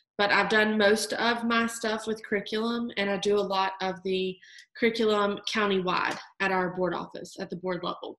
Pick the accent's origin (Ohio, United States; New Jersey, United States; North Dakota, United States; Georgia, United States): Georgia, United States; accent: Southern twang; I am from the South in Georgia. You will notice my little Southern twang. I try to hide it, but it sneaks out.